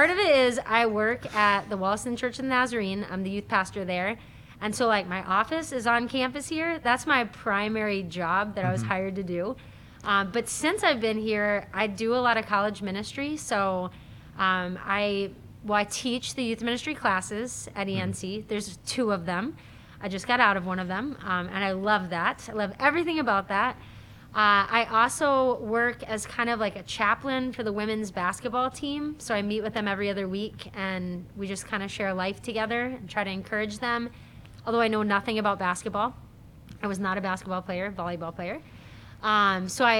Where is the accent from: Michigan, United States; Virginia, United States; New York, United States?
New York, United States; upstate; moved away; also born or lived in Baltimore, Maryland / Maryland / Kansas City; born in Baltimore, Maryland, but spent most of my life in upstate New York, and then took my first job in Maryland